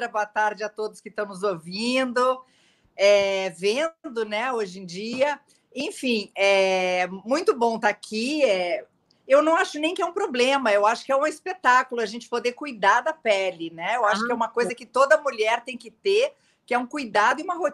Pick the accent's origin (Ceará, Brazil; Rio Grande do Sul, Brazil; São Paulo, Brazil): Rio Grande do Sul, Brazil; Porto Alegre; É, eu, eu sou gaúcha de Porto Alegre.